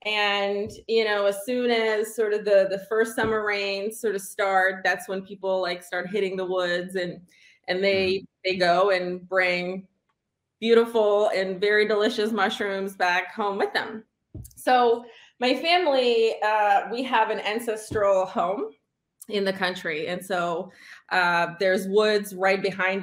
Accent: Czechia; now in United States; I grew up in the Czech Republic.

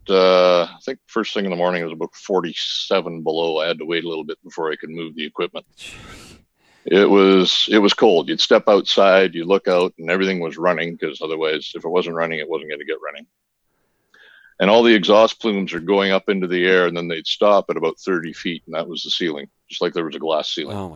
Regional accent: Minnesota, United States; born there; born in Minnesota, though. I was born in Hennepin County, just south of Twin Cities.

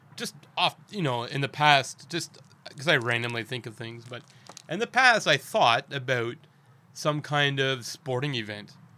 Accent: Canada; now in Daejeon, South Korea; we're both from Canada.

